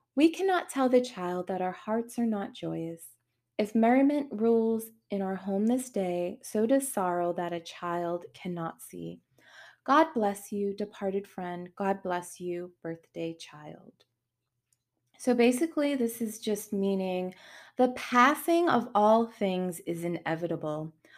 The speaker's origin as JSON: {"language": "English", "town": "Boston", "region": "Massachusetts", "country": "United States", "moved": "as an adult", "lives_now": "Charlotte, United States", "said": "I'm from Boston, moved to North Carolina, I'm in Charlotte"}